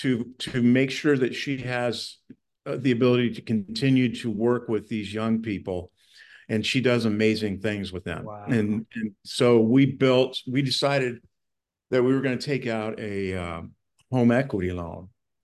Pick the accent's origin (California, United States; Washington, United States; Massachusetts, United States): California, United States; Hey, nobody wants to know I'm from California.